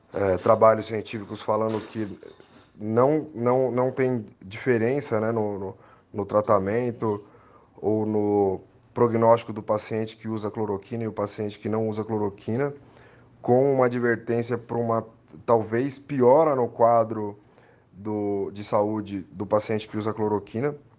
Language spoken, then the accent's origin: Portuguese; São Bernardo do Campo, São Paulo, Brazil; eu nasci em São Bernardo do Campo, meu pai é de Santo André, eu tenho família em Santo André. Eu não morei na região por apenas 10 anos da minha vida, então eu conheço muito bem a região do Grande ABC aqui